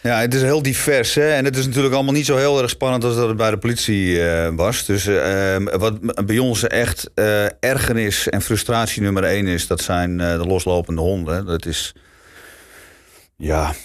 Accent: Amsterdam, North Holland, Netherlands; moved away; ik kom sowieso oorspronkelijk ook uit Amsterdam. Eh, wat dat betreft ben ik gewoon een Amsterdamse schoffie ook

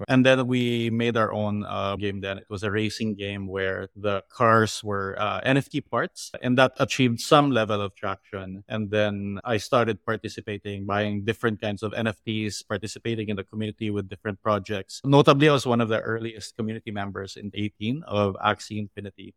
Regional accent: Philippines; I grew up in the Philippines

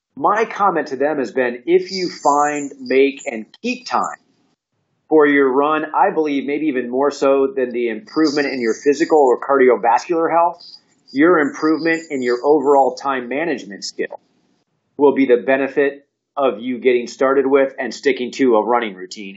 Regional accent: Indiana, United States; born or raised there; now in Atlanta, United States

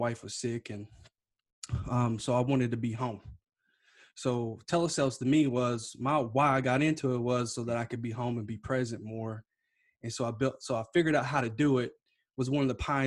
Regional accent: Kentucky, United States; moved away as an adult; now in California, United States; originally from Kentucky

